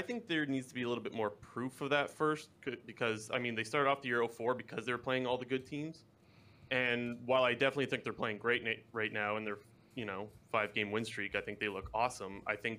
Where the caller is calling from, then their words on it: Ontario, Canada; Ontario, Canada.